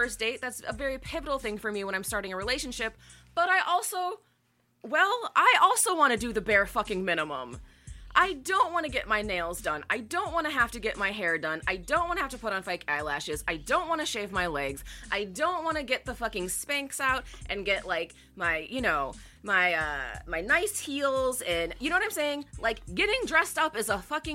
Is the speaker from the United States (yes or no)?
yes; Great Lakes area, Midwest, United States; I'm very much from the Midwest, particularly the Great Lakes area